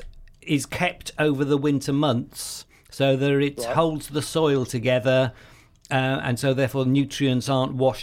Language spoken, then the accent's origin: English; Wales, United Kingdom; I'm Welsh